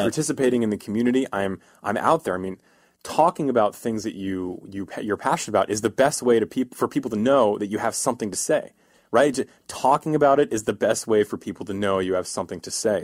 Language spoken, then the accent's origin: English; East Coast, United States; moved away as an adult; now in California, United States; I'm from the East Coast, uh, and in the East Coast, we're, we're a miserable people from the East Coast